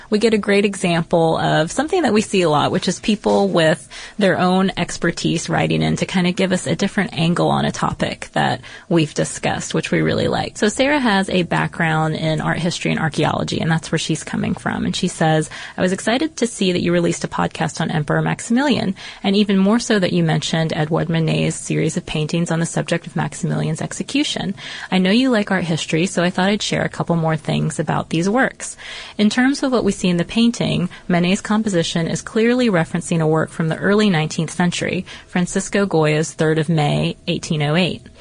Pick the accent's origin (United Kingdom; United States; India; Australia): United Kingdom; Harwich, East of England; in my hometown of Harwich, Essex, which he loved, and I can see us having many happy bonfire nights to come